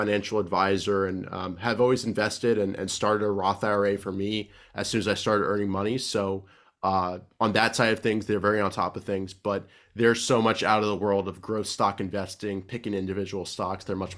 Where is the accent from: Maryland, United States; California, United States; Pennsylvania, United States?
Maryland, United States; Silver Spring; I grew up right near Washington, D.C. in Silver Spring, Maryland.